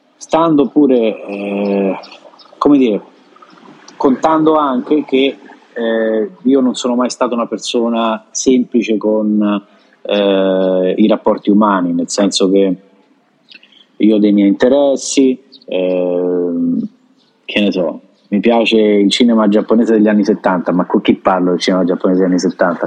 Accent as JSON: {"language": "Italian", "country": "Italy", "also_born_or_lived": "Japan", "moved": "as an adult", "lives_now": "Santo Domingo, Dominican Republic"}